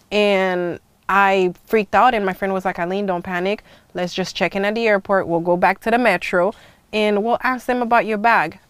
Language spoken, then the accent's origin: English; Haiti; now in United States; I grew up in the Caribbean's uh, West Indies family, uh, Haiti to be more precise, and I spent half of my life in the U.S. Half of my life in Haiti